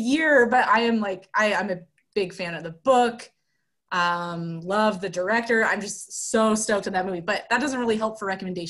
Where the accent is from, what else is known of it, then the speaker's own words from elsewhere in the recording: Bay Area, California, United States; moved away as an adult; also born or lived in Cascade Mountain Range, Washington / Spokane, Washington / Bavaria, Germany; now in Shoreline, United States; I'm from the Bay Area in California, is where I grew up. Spent a lot of my childhood, though, hanging out in the Cascade Mountain Range in Washington. And I went to college out in Spokane and did my undergrad.